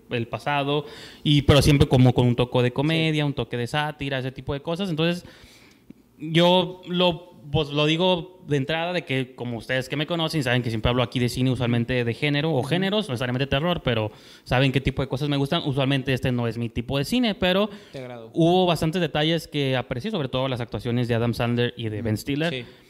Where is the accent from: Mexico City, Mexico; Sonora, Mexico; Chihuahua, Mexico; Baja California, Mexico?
Baja California, Mexico; Tijuana; nosotros que somos de Tijuana